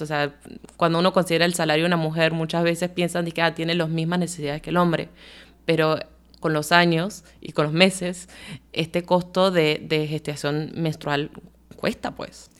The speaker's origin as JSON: {"language": "Spanish", "country": "Panama", "said": "como panameños y panameñas"}